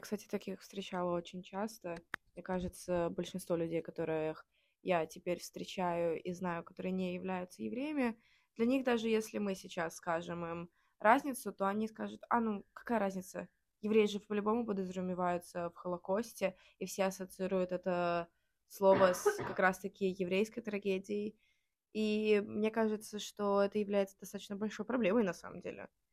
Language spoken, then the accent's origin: Russian; Riga, Latvia; я из Риги, Латвии